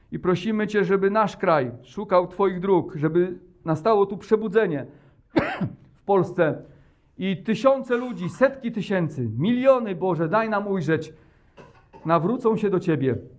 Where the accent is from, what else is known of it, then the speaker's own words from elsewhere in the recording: Poland; my, Polacy